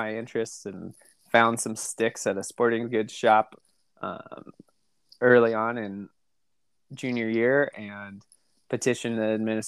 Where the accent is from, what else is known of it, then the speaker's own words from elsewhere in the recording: Costa Mesa, California, United States; also born or lived in Newport Beach; I grew up in Orange County, Southern California, mostly Costa Mesa, Newport Beach